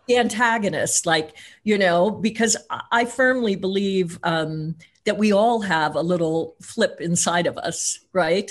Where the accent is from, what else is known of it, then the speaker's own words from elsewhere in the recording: Missouri, United States; I grew up in Tornado Alley, um, in Missouri